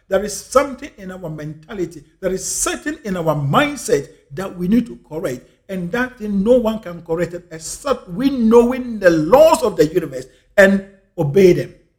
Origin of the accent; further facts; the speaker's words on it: Ghana; I'm a Ghanaian. I'm African. I was born and raised in Africa.